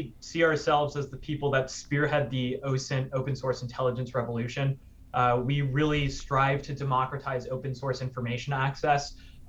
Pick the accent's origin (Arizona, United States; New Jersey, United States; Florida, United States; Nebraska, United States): Florida, United States; Tampa; moved away as an adult; also born or lived in New York; So for me, I'm from Tampa, Florida. Went to high school down there.